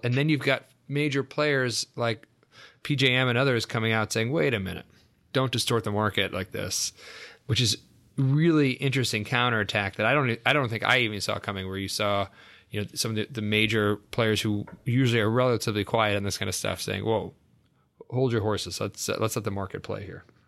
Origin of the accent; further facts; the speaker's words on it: New York, United States; now in Washington, United States; I'm from New York originally